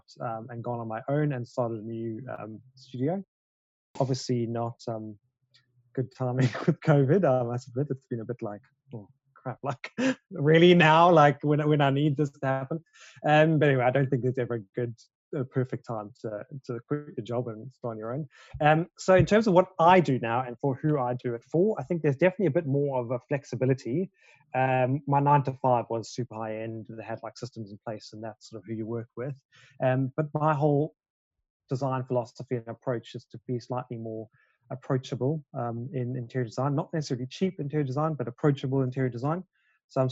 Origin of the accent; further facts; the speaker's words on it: South Africa; now in London, United Kingdom; I am a South African-born interior designer living and working in London.